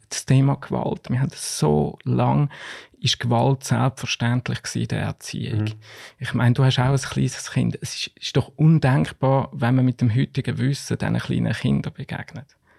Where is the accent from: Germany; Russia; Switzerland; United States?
Switzerland; als Schweizer